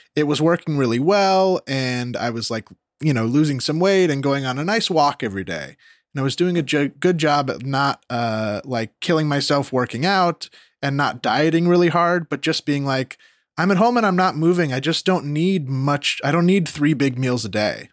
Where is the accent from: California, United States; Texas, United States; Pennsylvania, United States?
California, United States; Rocklin; moved away as an adult; now in Los Angeles, United States; I'm Rockland